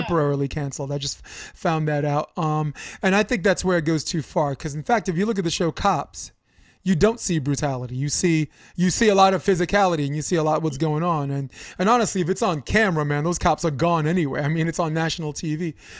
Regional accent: New York City, New York, United States; also born or lived in Coney Island, New York / Harlem, New York; I grew up on Flatbush Avenue

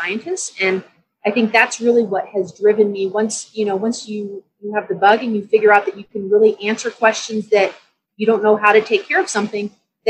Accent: San Antonio, Texas, United States; moved away as an adult; also born or lived in Dallas, Texas; now in Denver, United States; So I grew up in Texas. I grew up in San Antonio.

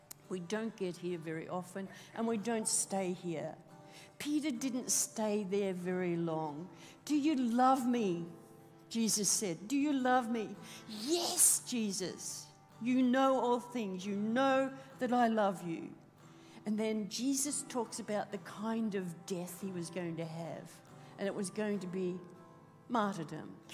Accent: Australia; being Australian

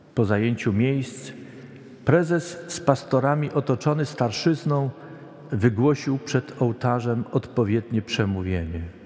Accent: Poland; moved away; Pochodzę z zupełnie innego regionu Polski

